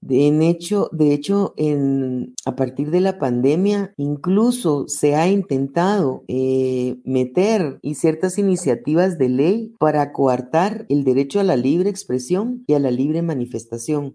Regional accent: Guatemala; soy guatemalteca

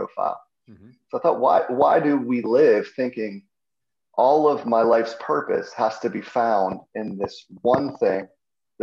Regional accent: Pittsburgh, Pennsylvania, United States; I'm from Pittsburgh, grew up a Steeler fan

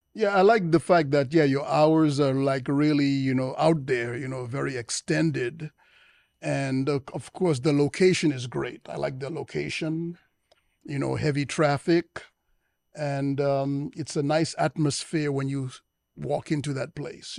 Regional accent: United States; I was born in the United States

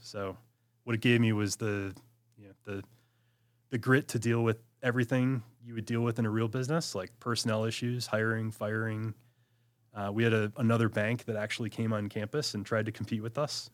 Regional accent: Michigan, United States; also born or lived in Washington, D.C.; born and raised in Michigan

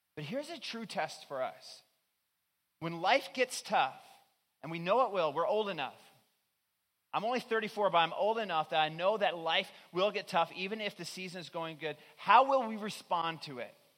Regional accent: Newfoundland and Labrador, Canada; moved away; I'm originally from Newfoundland

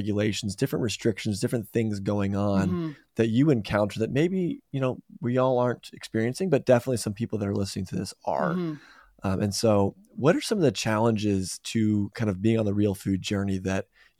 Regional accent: New York, United States; So growing up in New York

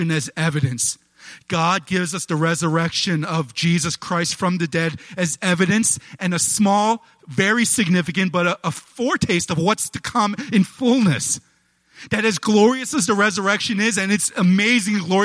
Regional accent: United States; I'm an American and I love church.

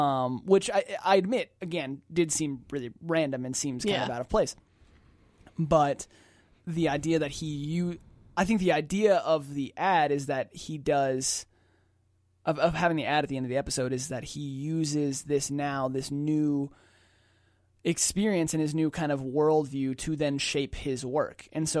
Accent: Atlanta, Georgia, United States; We're biased because we're from Atlanta.

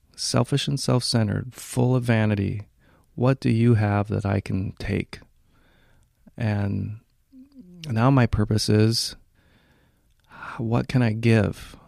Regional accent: Hawaii, United States; moved away as an adult; also born or lived in Washington; now in Northern California, United States; I was raised in Hawaii

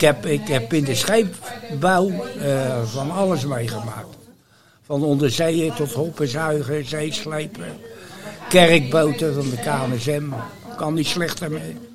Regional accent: Rotterdam, South Holland, Netherlands; also born or lived in Barneveld; Niet geboren in Rotterdam, maar wel getogen. Getogen? Vanwege de oorlog ben ik geboren in Barneveld.

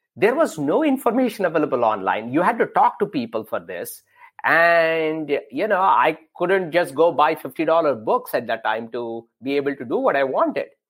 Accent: India; growing up in India

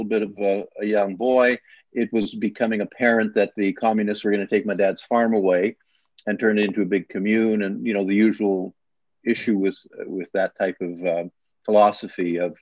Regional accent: Alberta, Canada; English is a second language; moved away as an adult; now in Brantford, Canada; as a farm kid in Canada, I was raised in Alberta.

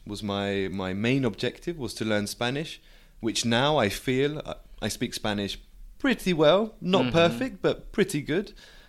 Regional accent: Canterbury, South East England, United Kingdom; I'm from a small city in the UK called Canterbury.

